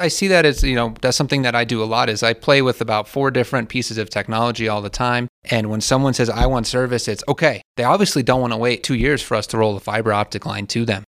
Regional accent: Alamosa, Colorado, United States; I'm a Alamosa native, went to Alamosa High School

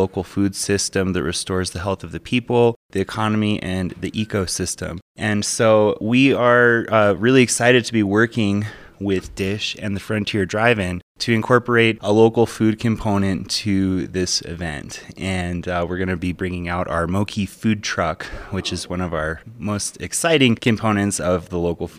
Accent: Crestone, Colorado, United States; So I grew up in the San Luis Valley. I grew up in Crestone area, went to Moffitt and then Adams State for college. Now I live in Antonito. I have a small farm down there

